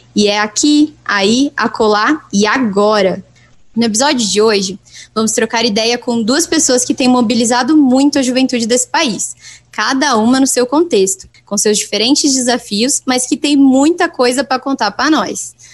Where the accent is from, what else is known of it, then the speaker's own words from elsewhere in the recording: Brazil; eu sou do Brasil